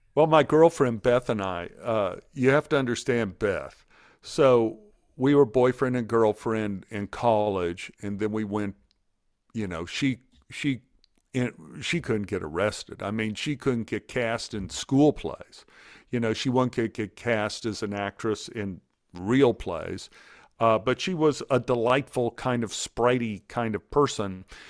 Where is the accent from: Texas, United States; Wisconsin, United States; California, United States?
Texas, United States; Dallas; I grew up in Oak Cliff, I grew up with a lot of bullies